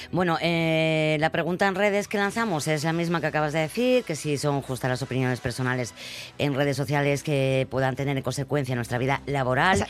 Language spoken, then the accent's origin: Spanish; Spain; los españoles hacemos